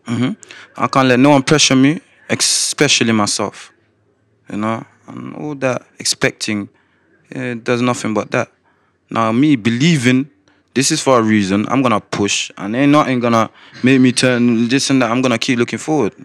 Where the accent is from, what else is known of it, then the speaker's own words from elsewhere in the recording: Coventry, West Midlands, United Kingdom; also born or lived in Slough / Gambia; I was born in Slough. I got sent to Gambia when I was two years old. I came back straight to Coventry at eight.